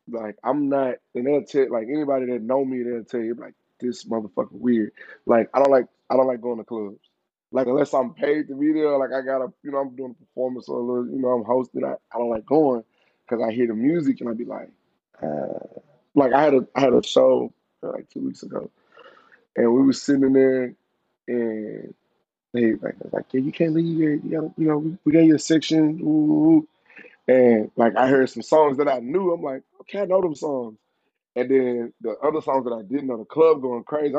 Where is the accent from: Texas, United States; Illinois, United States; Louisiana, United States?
Texas, United States; Houston; I'm from Houston. I'm from Dead End. Shout out Dead End. That's my fucking home. I grew up in the VA